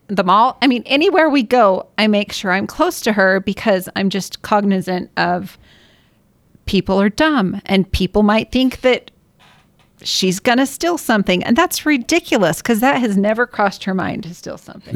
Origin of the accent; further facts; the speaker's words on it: Washington, United States; now in Utah, United States; I grew up in Washington